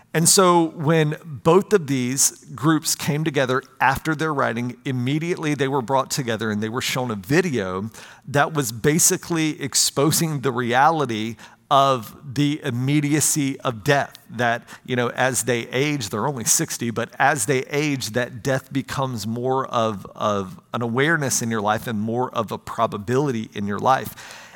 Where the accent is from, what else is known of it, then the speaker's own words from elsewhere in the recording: United States; I'm an American